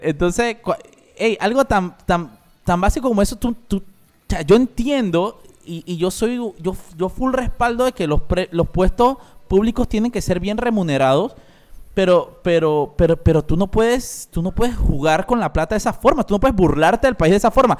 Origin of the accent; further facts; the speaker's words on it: La Chorrera, Panamá Oeste, Panama; yo soy chorrerano, yo nací en Chorrera, mi familia de, de Playa Leona